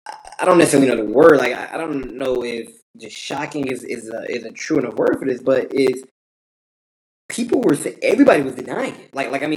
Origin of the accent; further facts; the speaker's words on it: Detroit, Michigan, United States; I'm from Detroit.